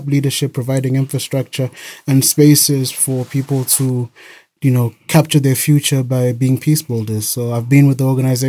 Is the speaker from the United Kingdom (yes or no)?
no; Harare, Zimbabwe; moved away as an adult; also born or lived in Bulawayo, Zimbabwe / Cape Town, South Africa; I was born in Bulawayo, the second biggest city in Zimbabwe. Bulawayo. Okay. But I grew up in Harare, Zimbabwe, which is the capital city.